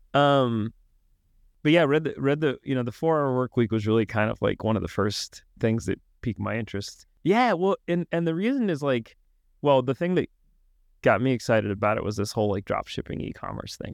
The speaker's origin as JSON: {"language": "English", "region": "Arkansas", "country": "United States", "tie": "born or raised there", "also_born_or_lived": "Washington, D.C.", "moved": "as an adult", "said": "I grew up in Arkansas"}